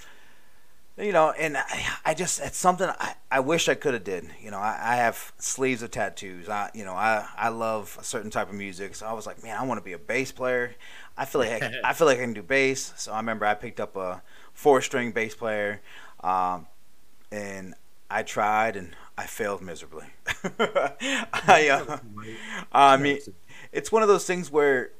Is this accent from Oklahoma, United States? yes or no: no; Baltimore, Maryland, United States; also born or lived in Charlotte; now in Myrtle Beach, United States; I was born and raised in Baltimore